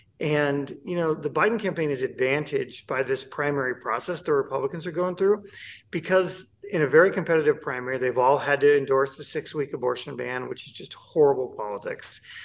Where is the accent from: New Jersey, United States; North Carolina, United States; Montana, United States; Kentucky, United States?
Montana, United States; My home state, red state of Montana, did it.